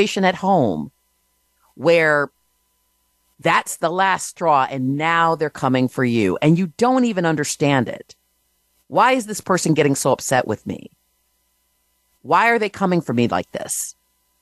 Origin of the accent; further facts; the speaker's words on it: Michigan, United States; now in New Jersey, United States; Currently, I'm in New Jersey, but originally I'm from Michigan